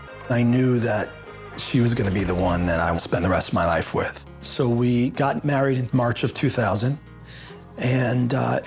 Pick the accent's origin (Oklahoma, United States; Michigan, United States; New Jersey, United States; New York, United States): New York, United States; moved away as an adult; now in Florida, United States; I moved down to Florida from New York in 1996 after graduating college.